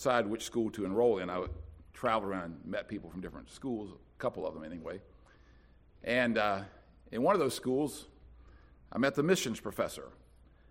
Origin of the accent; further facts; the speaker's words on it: Winston-Salem, North Carolina, United States; I'm from Winston-Salem